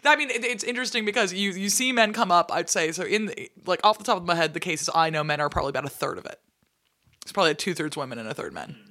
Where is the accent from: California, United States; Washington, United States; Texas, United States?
Washington, United States; Seattle; I'm from Seattle